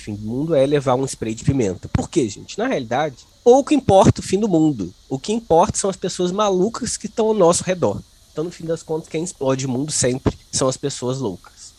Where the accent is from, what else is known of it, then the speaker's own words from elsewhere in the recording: Volta Redonda, Rio de Janeiro, Brazil; Volta Redonda, cidade de onde eu sou.